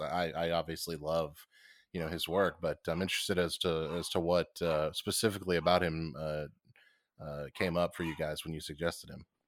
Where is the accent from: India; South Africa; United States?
United States; I am an American